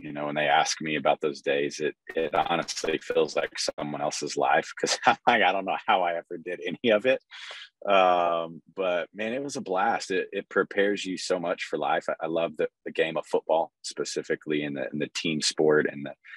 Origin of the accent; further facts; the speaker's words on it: Texas, United States; we're from Texas